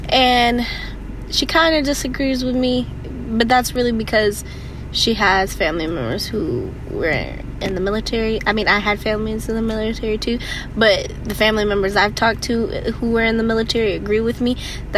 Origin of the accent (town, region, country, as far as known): United States